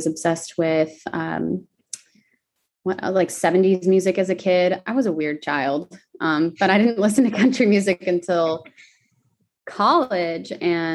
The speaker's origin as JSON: {"language": "English", "region": "Arizona", "country": "United States", "said": "I'm from Arizona"}